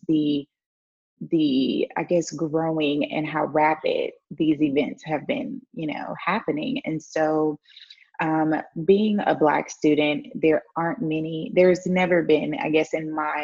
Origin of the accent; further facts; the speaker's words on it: Houston, Texas, United States; moved away as an adult; also born or lived in Baton Rouge, Louisiana; now in Saba; I grew up in Houston.